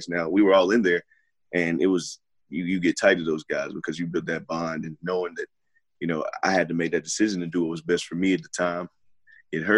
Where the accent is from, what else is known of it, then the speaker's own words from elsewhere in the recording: North Carolina, United States; this is my home state